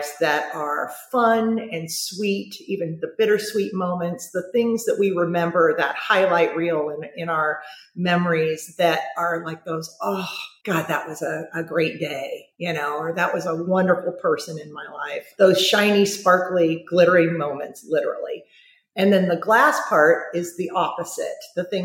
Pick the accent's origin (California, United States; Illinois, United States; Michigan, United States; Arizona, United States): California, United States; Huntington Beach; also born or lived in San Diego, California; grew up in San Diego, good old, you know, American, large Catholic family. Moved up to the Huntington Beach area when I was about 6 or 7 years old.